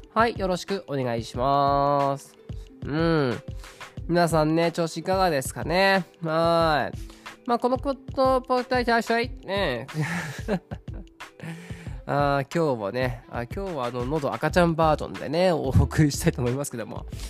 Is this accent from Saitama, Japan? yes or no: yes; Saitama, Japan; 私は埼玉県出身